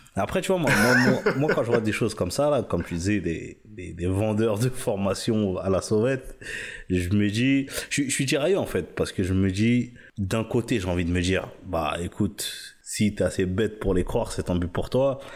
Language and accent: French; Senegal; moi, je suis sénégalais